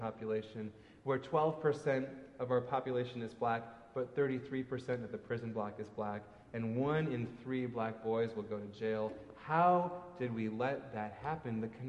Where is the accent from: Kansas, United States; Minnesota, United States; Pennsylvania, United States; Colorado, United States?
Minnesota, United States; my home state of Minnesota